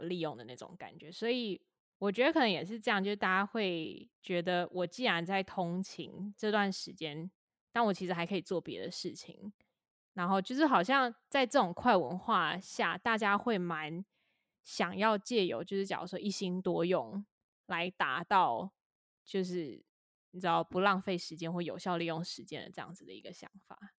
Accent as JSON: {"language": "Chinese", "region": "Taipei", "country": "Taiwan", "tie": "born or raised there", "said": "我身为一个台北人，就又有一点是因为我可能从小在台北生活，长大"}